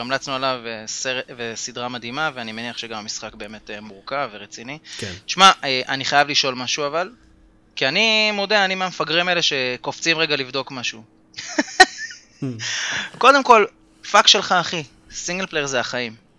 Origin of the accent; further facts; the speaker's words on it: Tel Aviv, Tel Aviv District, Israel; moved away; בעיר מולדתי, תל אביב.